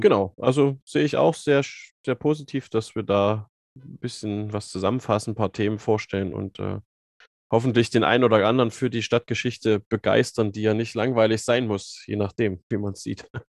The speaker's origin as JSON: {"language": "German", "town": "Zwickau", "region": "Saxony", "country": "Germany", "tie": "born or raised there", "moved": "as an adult", "lives_now": "Jena, Germany", "said": "bin gebürtig aus Zwickau und Sachsen, habe dann hier studiert"}